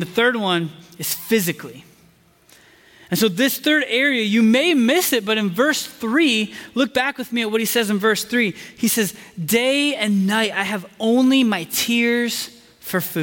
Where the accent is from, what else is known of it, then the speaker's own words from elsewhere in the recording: Indiana, United States; moved away as an adult; also born or lived in Chicago; now in Texas, United States; I grew up in Indiana in the days of Peyton Manning